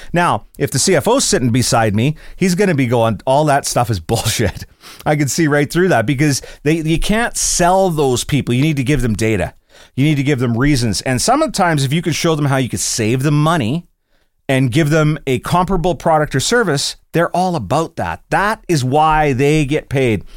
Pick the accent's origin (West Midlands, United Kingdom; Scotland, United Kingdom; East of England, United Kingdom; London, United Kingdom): Scotland, United Kingdom; I'm Scottish